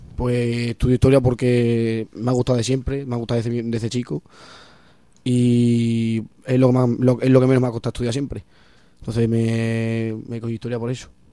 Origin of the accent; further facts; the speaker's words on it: Bienvenida, Extremadura, Spain; also born or lived in Fuente de Cantos; now in Cáceres, Spain; vengo de, un pueblo de Badajoz, se llama Bienvenida. Eh, vengo yo empecé a estudiar en, el colegio del, en el colegio del pueblo